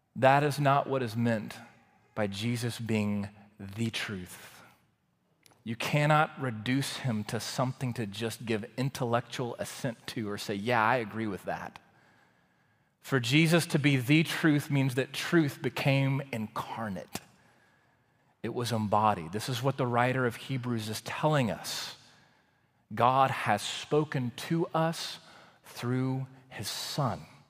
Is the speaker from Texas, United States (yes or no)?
yes; Waco, Texas, United States; moved away as an adult; also born or lived in College Station, Texas; I grew up in Waco, Texas.